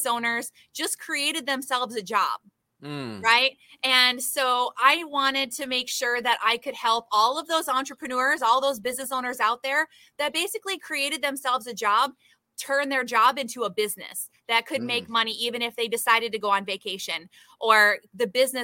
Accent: Michigan, United States; moved away as an adult; now in Tampa Bay, United States; I am from Michigan originally.

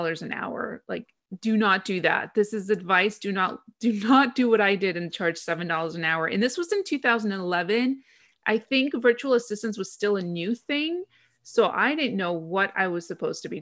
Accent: Greece; also born or lived in London, United Kingdom; I'm originally from Greece, so when I moved back to Greece after spending 2 years in London working as a film publicist

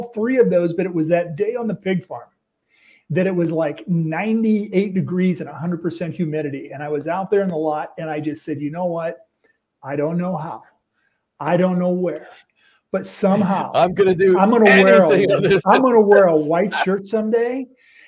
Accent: Midwest, United States; we grew up in the Midwest

